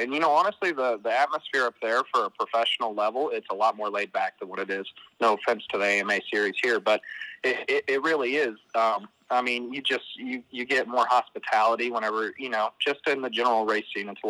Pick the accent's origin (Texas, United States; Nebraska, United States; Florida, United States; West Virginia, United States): West Virginia, United States; Buckhannon; I'm from Buchanan, West Virginia, so I was like right on our neck of the woods.